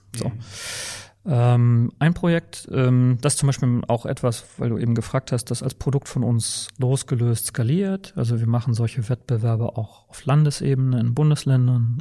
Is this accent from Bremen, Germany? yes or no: yes; Bremen, Germany; accent: norddeutsch; moved away as an adult; also born or lived in Saarland / Hamburg / Witten/Herdecke / Aachen; now in Berlin, Germany; ich bin im Saarland geboren und in Bremen aber aufgewachsen. Das hört man wahrscheinlich auch in meiner Sprachfärbung, dass das noch so ein bisschen norddeutsch ist